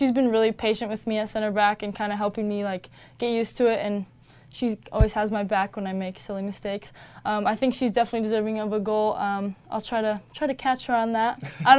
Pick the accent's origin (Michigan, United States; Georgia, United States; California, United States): California, United States; Growing up in Southern California, you know, you're by USC, UCLA, all the California schools